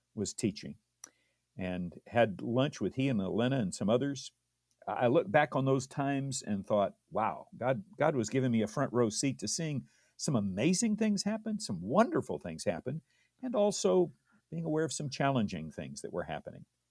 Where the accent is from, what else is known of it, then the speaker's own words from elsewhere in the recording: Redlands, California, United States; also born or lived in Loma Linda, California / Downey, California; I was born in Loma Linda, California